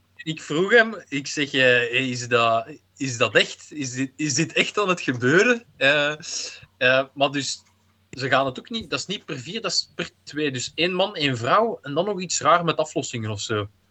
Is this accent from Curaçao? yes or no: no; Belgium; als Belg